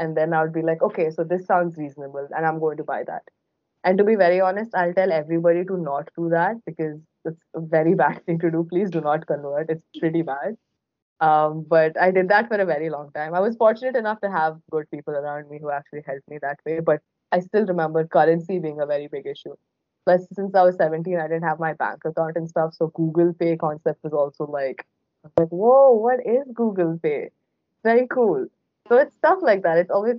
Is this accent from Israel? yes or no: no; Bahrain; so I was born and brought up in Bahrain, which is a tiny island in the Middle East that not a lot of people have heard of.